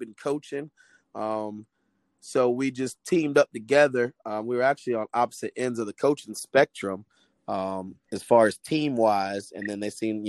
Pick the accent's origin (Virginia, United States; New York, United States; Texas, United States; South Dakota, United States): Virginia, United States; Virginia Beach; moved away as an adult; also born or lived in Washington, Pennsylvania; we moved to Virginia Beach, Virginia, where he was stationed at Norfolk when I was about two. From there, I stayed until I joined the military.